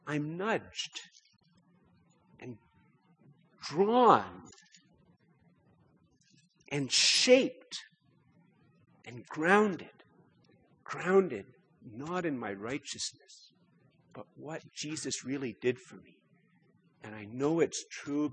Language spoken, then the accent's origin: English; Canada; I'm a Canadian